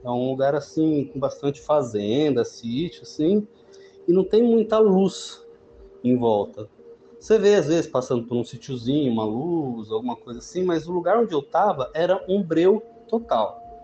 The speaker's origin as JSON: {"language": "Portuguese", "town": "José Bonifácio", "region": "São Paulo", "country": "Brazil", "said": "eu sou do interior de São Paulo, cidade chamada José Bonifácio"}